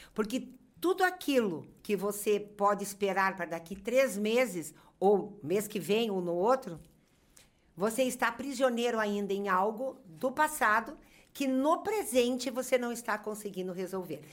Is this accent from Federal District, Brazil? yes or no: no; Curitiba, Paraná, Brazil; moved away as an adult; now in Caxias do Sul, Brazil; Sou de Curitiba, para quem não sabe, fui parar na Serra Gaúcha